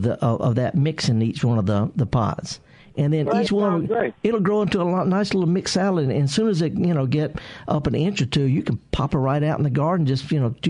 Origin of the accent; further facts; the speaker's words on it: Indianola, Mississippi, United States; I'm from the Delta. I'm from just a few miles from Greenville over in Indianola.